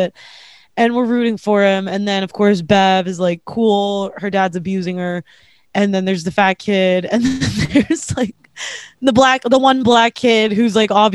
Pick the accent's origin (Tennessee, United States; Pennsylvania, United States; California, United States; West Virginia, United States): Pennsylvania, United States; Pittsburgh; I grew up in Pittsburgh